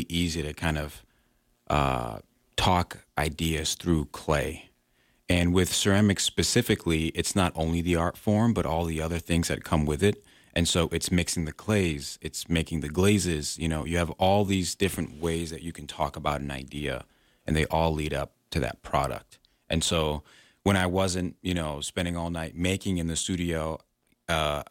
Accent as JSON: {"language": "English", "town": "Pawtucket", "region": "Rhode Island", "country": "United States", "tie": "born or raised there", "also_born_or_lived": "Syracuse", "moved": "as an adult", "lives_now": "Wyoming, United States", "said": "I'm originally from Pawtucket, Rhode Island, where I was born and raised"}